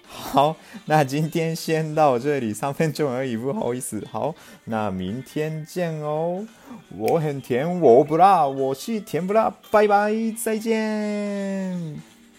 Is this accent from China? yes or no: no; Japan; Chinese is a second language; moved away as an adult; now in Taiwan; 我是日本人，我不是台湾人哦，我在台湾读书，现在大三